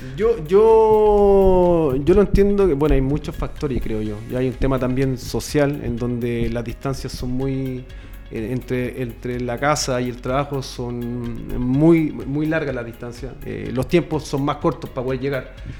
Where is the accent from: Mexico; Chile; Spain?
Chile; Aquí en Chile